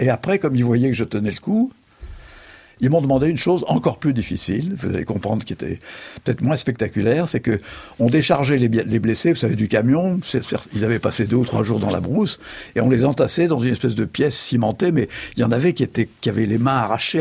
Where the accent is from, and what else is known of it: Charente, Nouvelle-Aquitaine, France; born or raised there; also born or lived in Algiers, Algeria; now in Angoulême, France